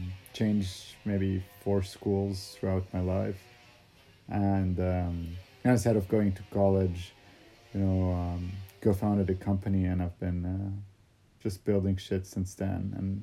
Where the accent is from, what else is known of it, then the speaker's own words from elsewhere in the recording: Saudi Arabia; born there; Well, because when I was born in Saudi, they had made the calculations based on the lunar kind of calendar.